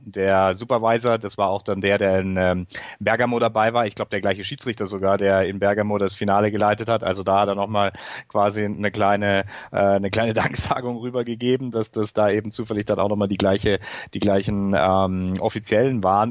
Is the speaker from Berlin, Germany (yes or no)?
no; Bavaria, Germany; ich komme aus Bayern.